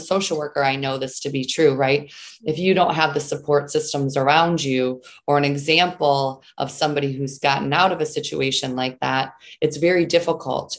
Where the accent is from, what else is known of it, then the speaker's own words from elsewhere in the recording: Southeastern Michigan, United States; I grew up in Southeastern Michigan um, you know, lived with my family there, was raised there